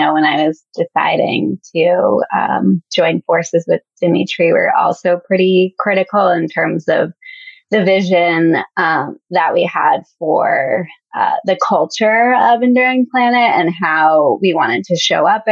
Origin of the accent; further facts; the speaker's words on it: Connecticut, United States; moved away as an adult; now in Washington, D.C., United States; I'm from Connecticut